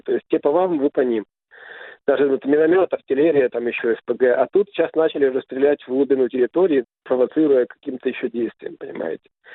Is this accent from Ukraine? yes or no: yes; Kyiv, Ukraine; я родился и вырос в Киеве, в Украине